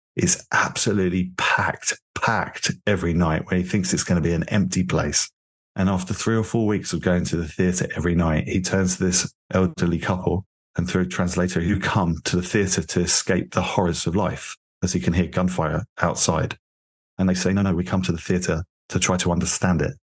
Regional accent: London, United Kingdom; moved away as an adult; now in Miami, United States; I'm originally from London, from England

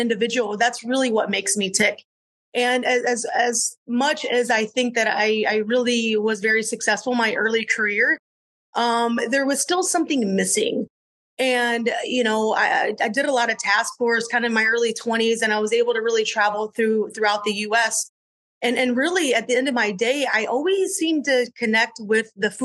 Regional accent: Southwest Michigan, United States; moved away as an adult; I grew up in Southwest Michigan, where it's really the fruit belt of Michigan

